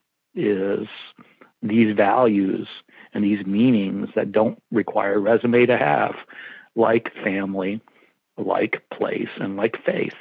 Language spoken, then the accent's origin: English; New York City, New York, United States; I was from New York City